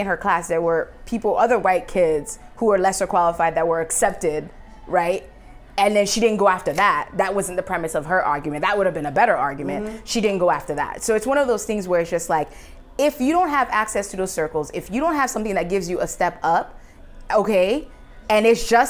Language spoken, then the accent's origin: English; New York City, New York, United States; I'm from Queens, New York City, very, like, we had all shades of all the colors in all the countries